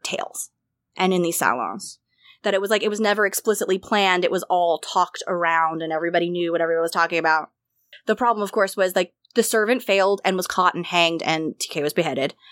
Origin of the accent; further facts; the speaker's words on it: United States; I would consider myself to, to be living still in as an American educated woman